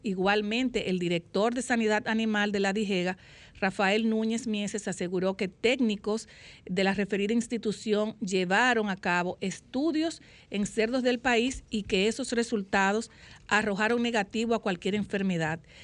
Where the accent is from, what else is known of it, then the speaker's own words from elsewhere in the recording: Dominican Republic; somos los dominicanos